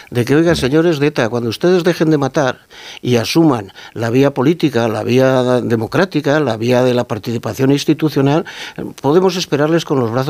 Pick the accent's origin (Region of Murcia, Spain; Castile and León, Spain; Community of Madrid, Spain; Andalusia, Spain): Castile and León, Spain